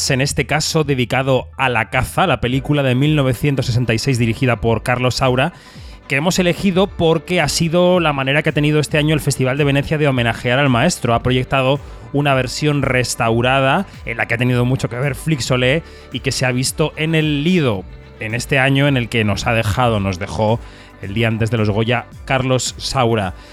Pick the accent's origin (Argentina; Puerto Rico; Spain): Spain; Galicia; Aquí la cuota gallega una vez más.